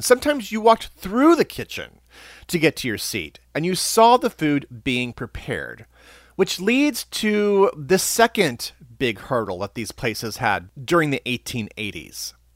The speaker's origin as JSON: {"language": "English", "town": "Springfield", "region": "Missouri", "country": "United States", "tie": "born or raised there", "moved": "yes", "lives_now": "New York, United States", "said": "I grew up actually in Springfield, Missouri, in the Ozarks"}